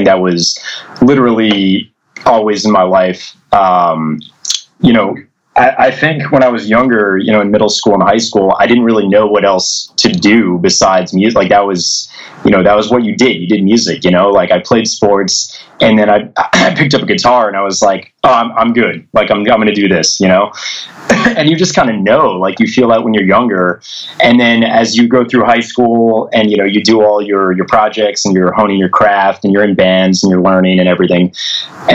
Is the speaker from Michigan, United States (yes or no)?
no; New Jersey, United States; I grew up in Jersey